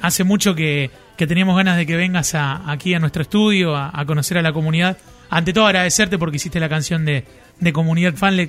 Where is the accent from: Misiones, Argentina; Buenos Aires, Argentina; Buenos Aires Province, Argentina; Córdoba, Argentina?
Córdoba, Argentina; Marcos Juárez; yo soy de Marco Juárez, que es provincia de Córdoba, pero veíamos los canales de Rosario